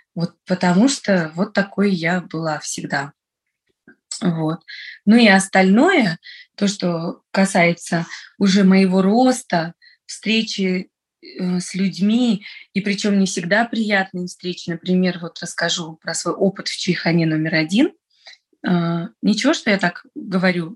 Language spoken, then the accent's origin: Russian; Dushanbe, Tajikistan; first language Russian; moved away as an adult; now in Moscow, Russia; Вообще я родилась, выросла в Таджикистане. Я выросла в Душамбе, это столица